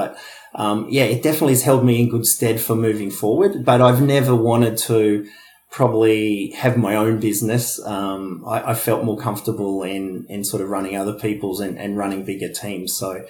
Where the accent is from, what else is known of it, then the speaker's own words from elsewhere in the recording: Wollongong, New South Wales, Australia; He'd worked in the steelworks down in Wollongong. We came from Wollongong.